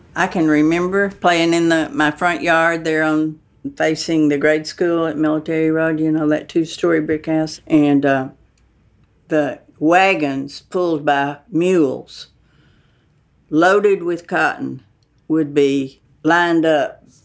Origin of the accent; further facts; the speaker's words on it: the South, United States; I am a Southerner